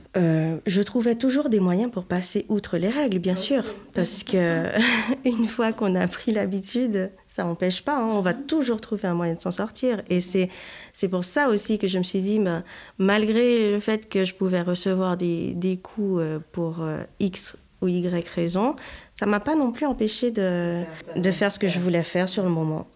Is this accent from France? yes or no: no; Haiti; j'ai grandi en Haïti, alors forcément à la dure